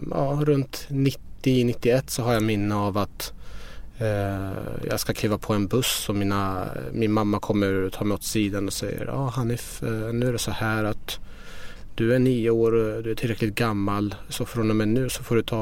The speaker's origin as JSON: {"language": "Swedish", "country": "Iran", "tie": "born or raised there", "lives_now": "Sweden", "said": "Jag växte upp i Iran. Mina föräldrar var studenter och eh, politiskt engagerade i Iran."}